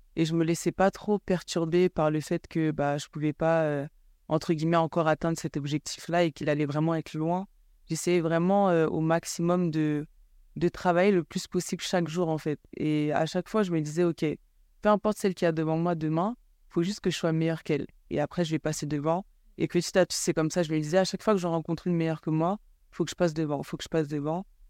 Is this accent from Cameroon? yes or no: yes; Cameroon; now in France; grandi là où j'ai grandi, donc au Cameroun